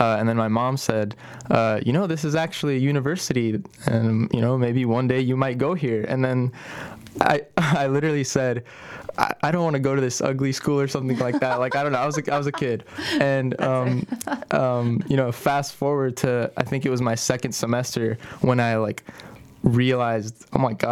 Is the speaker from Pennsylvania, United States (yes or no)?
no; Los Angeles, California, United States; I'm from North Hollywood. You know, I've been here in Southern California all my life.